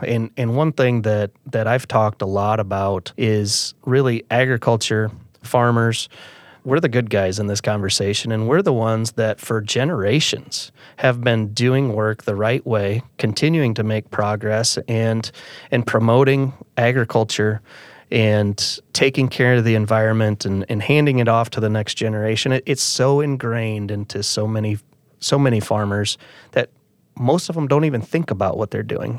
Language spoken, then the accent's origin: English; Calhoun County, Iowa, United States; I grew up in Calhoun County, and I'm a fifth generation family farmer